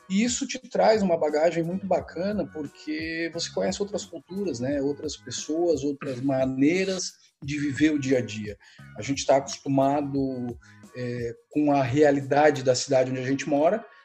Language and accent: Portuguese; Joinville, Santa Catarina, Brazil; born there; also born or lived in Santa Cruz do Sul / Florianópolis / Criciúma; na verdade eu nasci em Joinville uhum. e fui morar no Rio Grande do Sul, morei um tempo no Rio Grande do Sul, em Santa Cruz do Sul, e de lá vim para Florianópolis com seis anos, mais ou menos